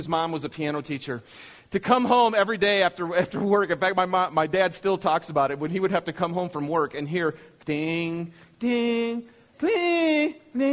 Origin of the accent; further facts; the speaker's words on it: Michigan, United States; moved away; I'm from Michigan